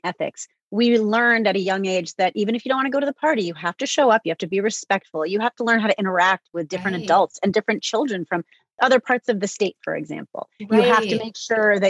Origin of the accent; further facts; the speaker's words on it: New Haven, Connecticut, United States; I was born in 1970 in New Haven